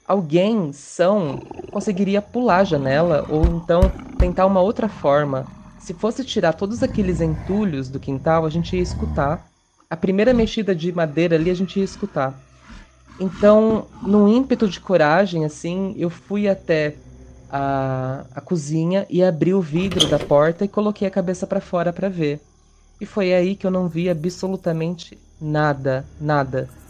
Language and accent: Portuguese; interior of São Paulo, Brazil; tenho 27 anos e sou do interior de São Paulo